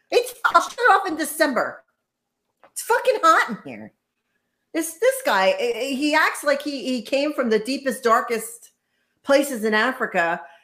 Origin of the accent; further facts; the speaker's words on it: Ireland; You're not forced to eat pasta either, just as I'm not forced to eat potatoes because I'm Irish.